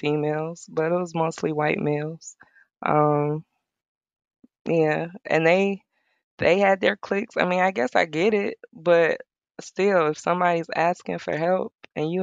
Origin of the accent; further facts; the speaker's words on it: Detroit, Michigan, United States; moved away as an adult; now in Myrtle Beach, United States; growing up in Detroit in that area